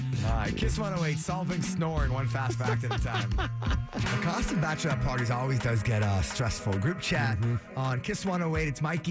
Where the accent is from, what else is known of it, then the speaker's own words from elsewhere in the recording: Framingham, Massachusetts, United States; we talk about Framingham too much being our hometown.